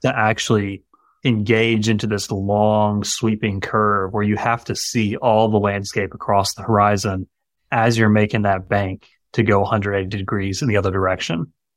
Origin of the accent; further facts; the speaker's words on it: Greenville, South Carolina, United States; moved away as an adult; also born or lived in Augusta, Georgia; moved back to this area where we are now, which is my hometown in Greenville, South Carolina